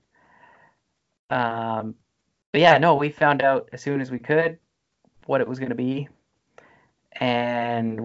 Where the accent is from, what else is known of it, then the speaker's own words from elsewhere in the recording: Alberta, Canada; I grew up in Alberta